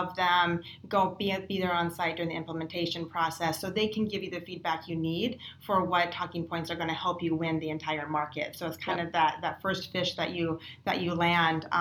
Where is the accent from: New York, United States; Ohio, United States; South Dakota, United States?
South Dakota, United States; now in Bay Area, United States; I grew up in South Dakota, and I grew up on a ranch, and I was Miss Rodeo South Dakota